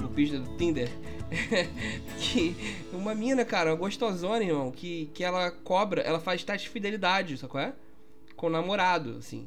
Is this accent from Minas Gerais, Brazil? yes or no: yes; Minas Gerais, Brazil; also born or lived in Barra da Tijuca, Rio de Janeiro; now in Rio de Janeiro, Brazil; eu sou mineiro